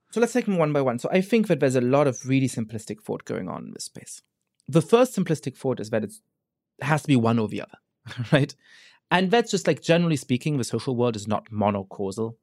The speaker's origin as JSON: {"language": "English", "country": "Germany", "tie": "born or raised there", "moved": "as an adult", "lives_now": "United States", "said": "I grew up Jewish in Germany"}